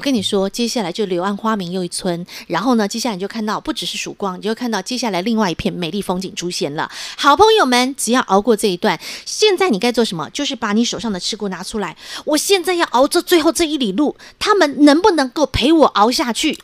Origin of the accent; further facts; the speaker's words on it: Taiwan; 我们台湾人